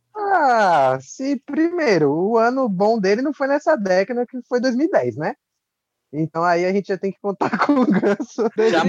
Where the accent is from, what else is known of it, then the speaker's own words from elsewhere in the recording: Brazil; como brasileiro